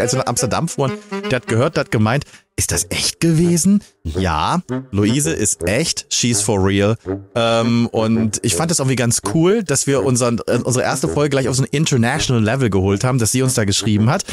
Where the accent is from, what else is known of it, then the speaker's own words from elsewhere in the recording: Magdeburg, Saxony-Anhalt, Germany; meiner Heimatstadt Magdeburg